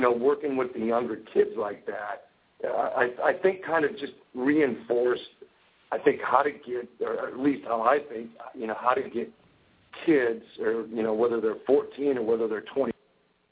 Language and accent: English; Wisconsin, United States; moved away as an adult; I grew up in Wisconsin